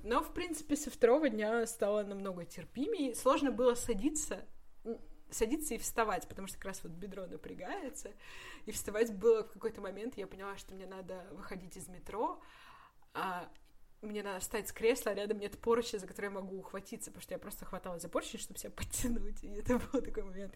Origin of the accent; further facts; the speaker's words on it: Russia; из России